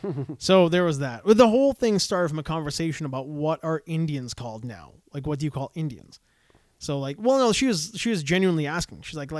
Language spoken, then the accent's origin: English; Canada; Yeah, I was born in Canada.